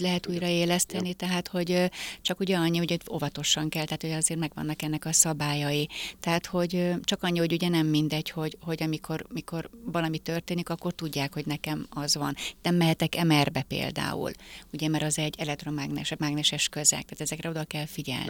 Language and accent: Hungarian; Hungary; Egyedüli magyarként